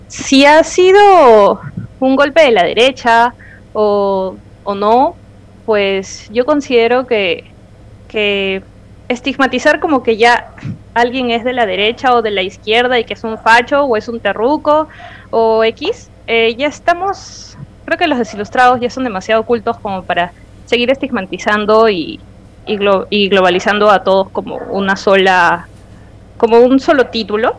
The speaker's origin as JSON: {"language": "Spanish", "region": "Peruvian coast", "country": "Peru"}